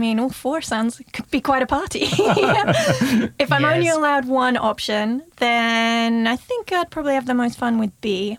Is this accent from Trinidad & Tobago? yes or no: no; United Kingdom; moved away as an adult; now in Germany; I am British, so I'm drawn to the stiff upper lip. However, I've been living in Germany long enough